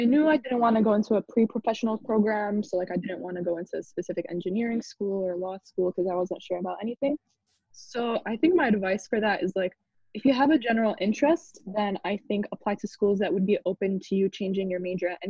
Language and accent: English; Chicago, Illinois, United States; I grew up in Chicago